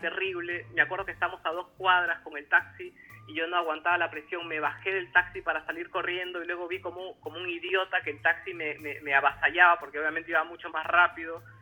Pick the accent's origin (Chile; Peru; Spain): Peru; also born or lived in Buenos Aires, Argentina